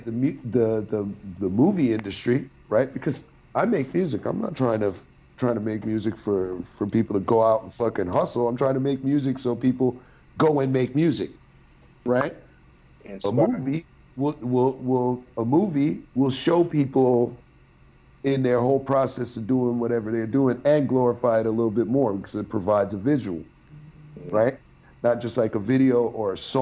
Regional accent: New York City, New York, United States; I'm from Sheepshead Bay

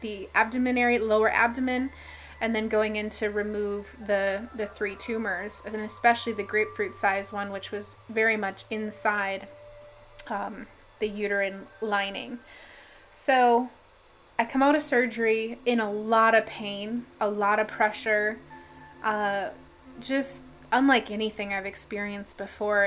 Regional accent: Minnesota, United States; I'm from Minnesota

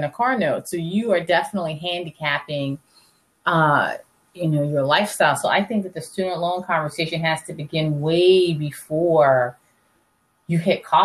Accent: Charleston, South Carolina, United States; moved away as an adult; also born or lived in Washington, D.C.; I'm born and raised in Charleston, South Carolina.

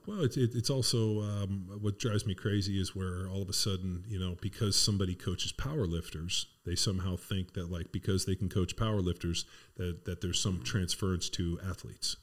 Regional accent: Torrance, California, United States; where I grew up in Southern California was in, you know, Palos Verdes Torrance area.

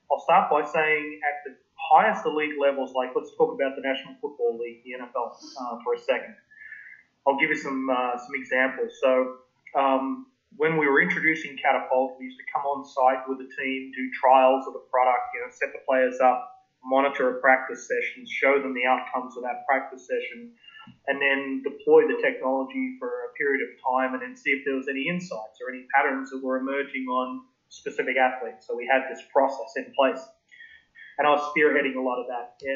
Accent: Melbourne, Victoria, Australia; moved away as an adult; now in United States; growing up in Melbourne

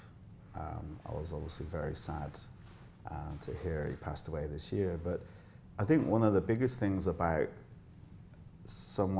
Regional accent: Bristol, South West England, United Kingdom; moved away as an adult; now in Dubai, United Arab Emirates; I grew up in Bristol in the UK

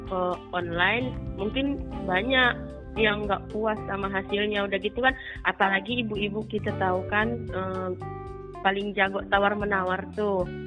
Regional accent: Rantau Prapat, North Sumatra, Indonesia; di kampung saya ya Rantau Prapat

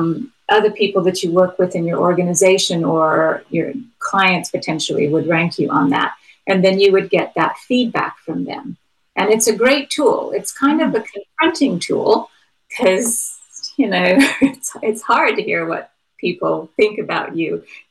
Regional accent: United States; Since I'm from America, one of the guys that was pretty interesting to me was Benjamin Franklin.

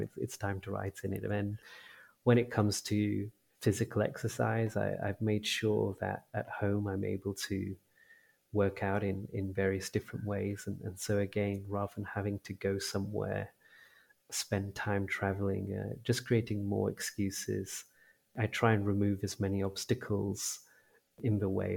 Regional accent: India; as a, an Indian

